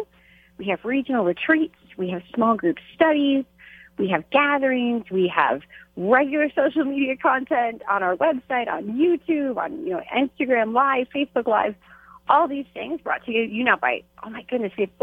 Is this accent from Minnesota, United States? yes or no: yes; St. Paul, Minnesota, United States; my four kids here in my hometown of St. Paul, Minnesota